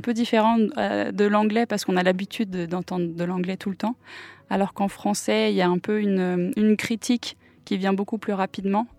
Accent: Nantes, Pays de la Loire, France; first language English; French is a second language; also born or lived in Auckland, New Zealand; je suis de Nantes, euh, Chantenay très précisément. J'ai grandi ici

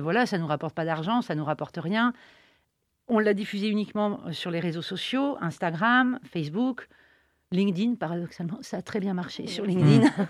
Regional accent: Nantes, Pays de la Loire, France; on est nantais

